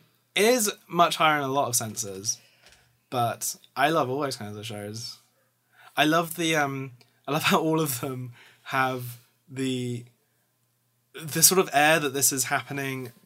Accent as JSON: {"language": "English", "country": "United Kingdom", "tie": "born or raised there", "said": "as a kid, as a British kid"}